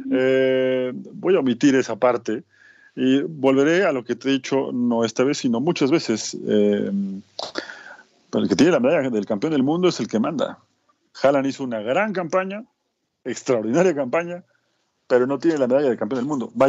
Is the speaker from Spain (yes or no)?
no; Mexico; Soy un mexicano raro.